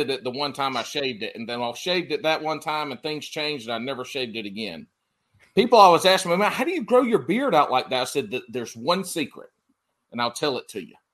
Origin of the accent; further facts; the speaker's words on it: the Carolinas, United States; I grew up in the Carolina, so I'm all about the Carolina